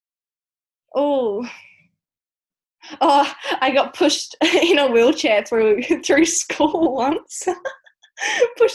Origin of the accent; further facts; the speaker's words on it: Tasmania, Australia; moved away; I'm from Tassie